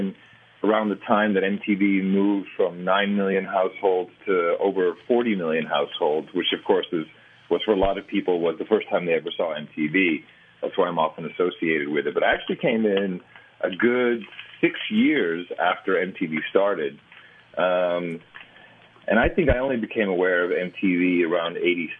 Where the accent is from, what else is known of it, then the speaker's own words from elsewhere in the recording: Amsterdam, North Holland, Netherlands; moved away; also born or lived in United States; I was born in the States but grew up in Amsterdam.